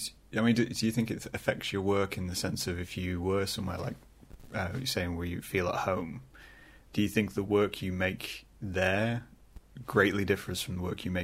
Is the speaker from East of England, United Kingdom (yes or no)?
no; Scunthorpe, Yorkshire and the Humber, United Kingdom; moved away; I'm originally from Scunthorpe.